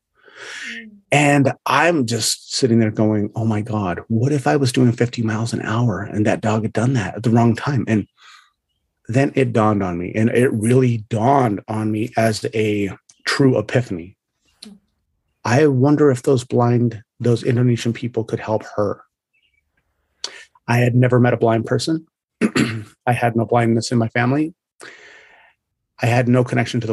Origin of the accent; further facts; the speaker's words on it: United States; I'm American